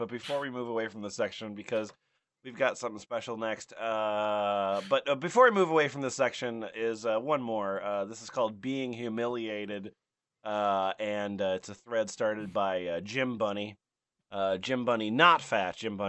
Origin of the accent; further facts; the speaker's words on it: United Kingdom; I'm from the United Kingdom, as you can tell from my accent.